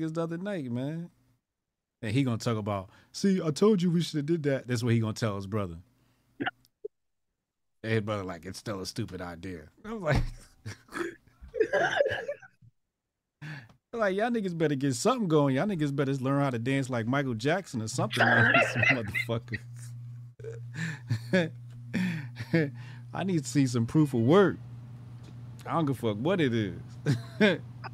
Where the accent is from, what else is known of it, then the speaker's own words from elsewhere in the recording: Jamaica; I'm Jamaican